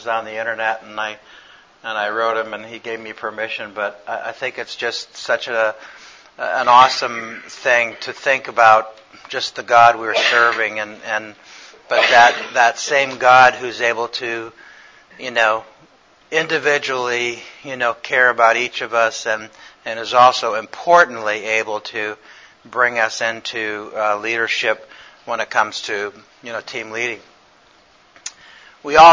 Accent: Connecticut, United States; I work in cardiac surgery in Connecticut. I'm from Connecticut.

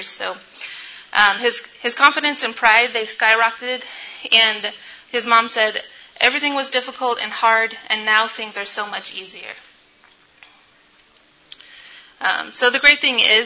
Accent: Sacramento, California, United States; I am from Sacramento, California

